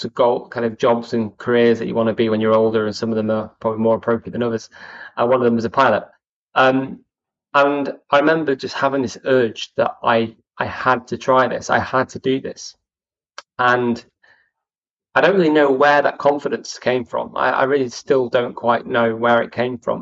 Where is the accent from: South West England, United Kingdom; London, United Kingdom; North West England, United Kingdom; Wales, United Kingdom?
North West England, United Kingdom; Chester; I was brought up in Chester